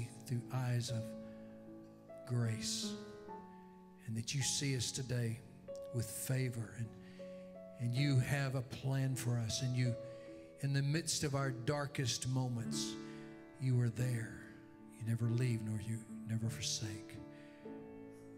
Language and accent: English; Louisiana, United States; I'm from Louisiana